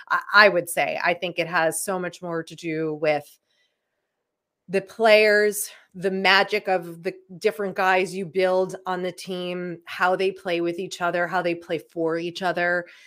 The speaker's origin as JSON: {"language": "English", "town": "Chicago", "region": "Illinois", "country": "United States", "said": "I can handle it. I'm from Chicago."}